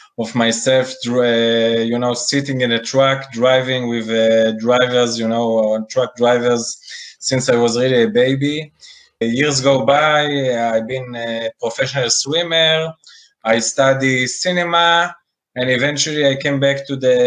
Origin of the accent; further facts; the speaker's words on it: Israel; I'm from Israel